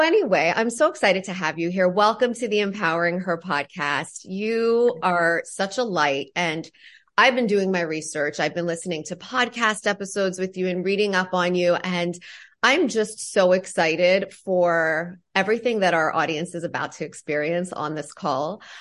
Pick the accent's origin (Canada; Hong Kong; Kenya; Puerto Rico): Canada; Ontario; I'm from Ontario, Canada